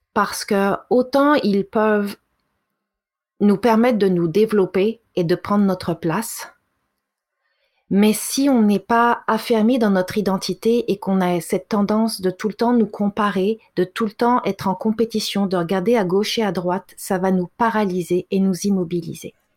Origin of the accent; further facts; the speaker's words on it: France; now in Canada; j'ai été élevée en France